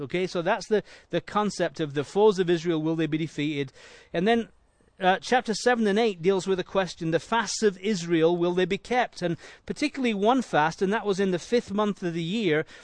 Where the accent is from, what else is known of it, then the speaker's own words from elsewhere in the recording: Leeds, Yorkshire and the Humber, United Kingdom; moved away; I was born in Leeds in England